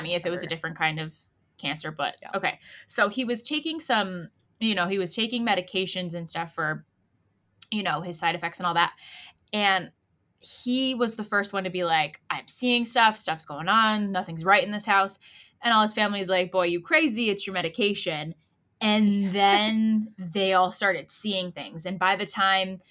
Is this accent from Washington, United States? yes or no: no; Connecticut, United States; we're the nutmeg state